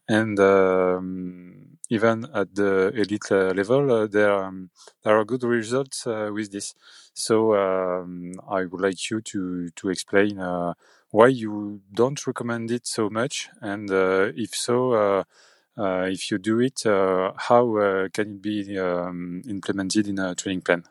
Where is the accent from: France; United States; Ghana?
France; from France